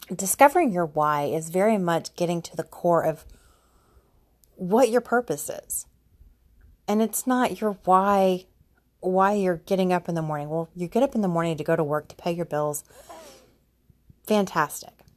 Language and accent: English; Houston, Texas, United States; also born or lived in Austin; I moved back to Houston from Austin